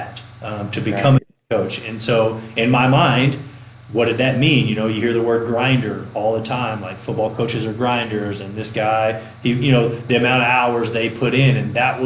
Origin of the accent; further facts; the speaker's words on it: East Texas, United States; I grew up in East Texas